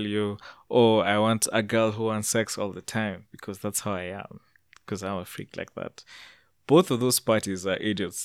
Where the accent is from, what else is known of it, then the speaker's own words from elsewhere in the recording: Canada; I'm from Canada